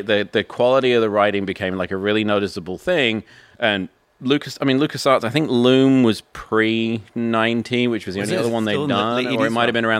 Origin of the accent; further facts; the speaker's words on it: England, United Kingdom; moved away; growing up in England